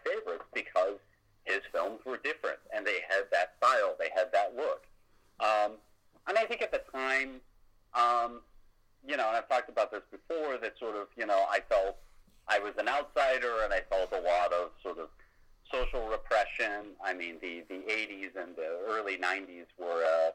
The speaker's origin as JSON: {"language": "English", "country": "United States", "said": "as an American"}